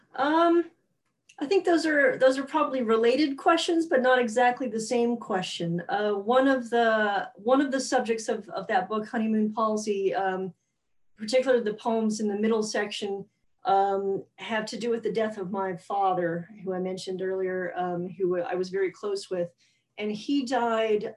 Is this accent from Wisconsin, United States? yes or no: no; Alabama, United States; now in New York, United States; I grew up in Alabama